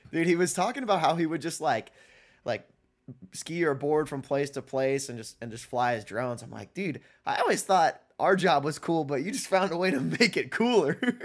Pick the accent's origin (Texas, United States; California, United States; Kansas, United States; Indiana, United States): Indiana, United States; moved away; my hometown in Indiana, living just north of Indianapolis